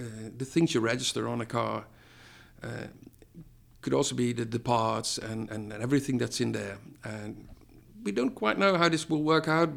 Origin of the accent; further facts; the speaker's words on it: Netherlands; I'm from the Netherlands.